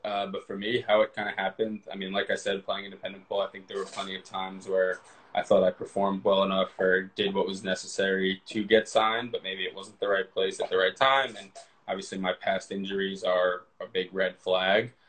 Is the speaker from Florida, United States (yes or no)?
no; Westchester County, New York, United States; I'm from New York, but I came out to California with my brother.